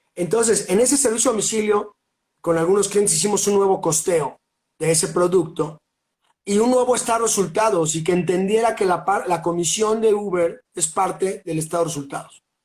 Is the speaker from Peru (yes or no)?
no; Mexico City, Mexico; now in Cholula, Mexico; soy un chilango de corazón, pero vivo al pie del cañón aquí en Cholula